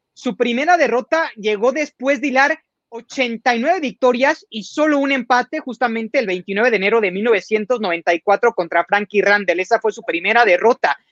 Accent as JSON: {"language": "Spanish", "country": "Mexico", "said": "nosotros como mexicanos"}